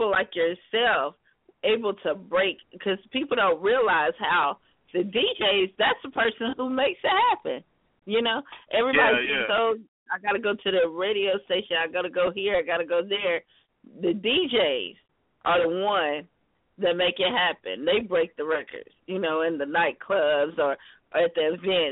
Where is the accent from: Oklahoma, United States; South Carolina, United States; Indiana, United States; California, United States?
South Carolina, United States; moved away; I'm originally from South Carolina.